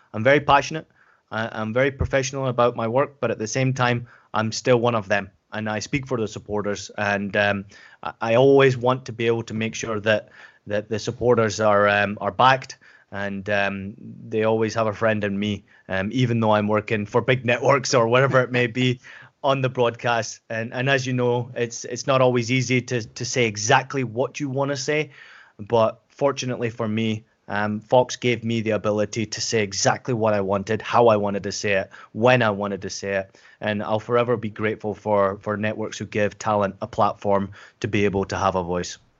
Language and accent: English; Scotland, United Kingdom; accent: Scottish; moved away; also born or lived in San Diego, United States / Germany / Portland, United States; I grew up in Scotland, as, as I've mentioned before